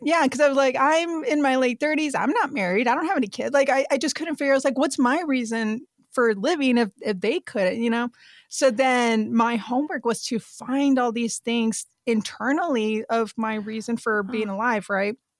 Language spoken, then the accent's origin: English; South Texas, United States; moved away as an adult; I grew up in South Texas and like right by the border of Mexico.